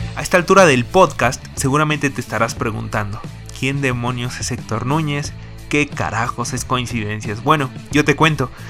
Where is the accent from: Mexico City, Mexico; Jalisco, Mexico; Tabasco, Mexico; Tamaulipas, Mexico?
Mexico City, Mexico; nací en la Ciudad de México